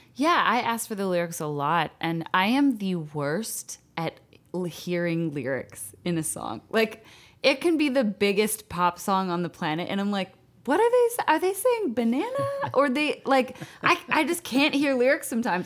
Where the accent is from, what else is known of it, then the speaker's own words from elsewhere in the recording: Calgary, Alberta, Canada; I'm from Calgary, Canada